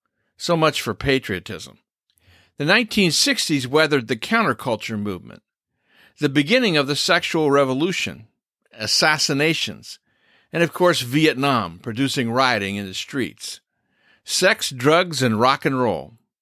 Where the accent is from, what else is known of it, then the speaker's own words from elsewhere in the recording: United States; I'm proud to be an American.